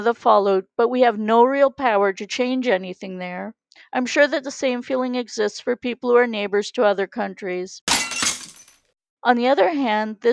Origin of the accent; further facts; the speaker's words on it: Canada; we are from Canada